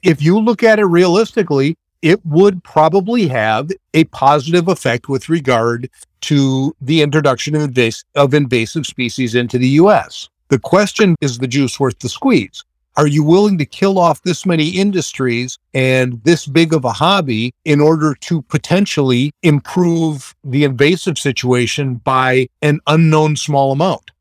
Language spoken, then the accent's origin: English; Madison, Wisconsin, United States; I grew up in Madison in Wisconsin